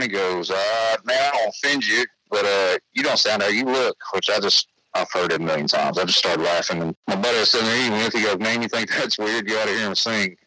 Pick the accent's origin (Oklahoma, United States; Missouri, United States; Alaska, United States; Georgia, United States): Oklahoma, United States; I'm really from Oklahoma